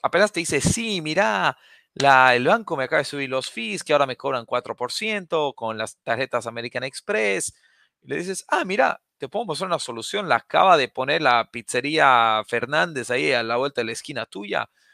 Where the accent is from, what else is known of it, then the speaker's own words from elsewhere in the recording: La Paz, Bolivia; now in United States; Yo nací, crecí en La Paz, Bolivia